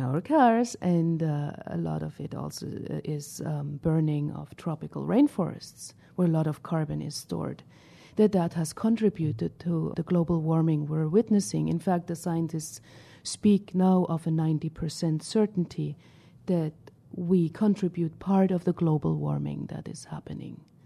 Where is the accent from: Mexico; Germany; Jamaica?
Germany; Northern Germany; moved away; I grew up in Germany